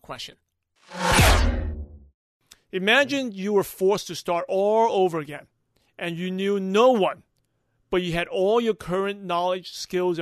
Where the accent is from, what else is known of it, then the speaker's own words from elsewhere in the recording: New York City, New York, United States; growing up in New York City, in Brooklyn, New York